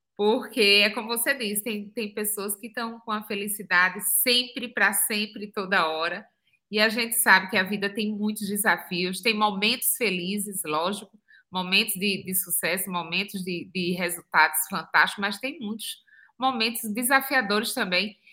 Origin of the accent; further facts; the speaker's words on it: Pernambuco, Brazil; moved away as an adult; also born or lived in São Paulo, Brazil / New Zealand / United States; sou pernambucana, nascida no interior de Pernambuco